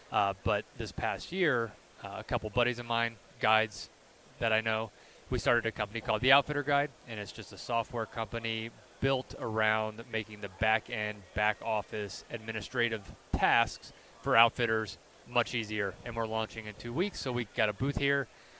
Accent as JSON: {"language": "English", "region": "South Carolina", "country": "United States", "tie": "born or raised there", "also_born_or_lived": "Louisiana", "moved": "as an adult", "lives_now": "Idaho, United States", "said": "I grew up in the Southeast, so South Carolina."}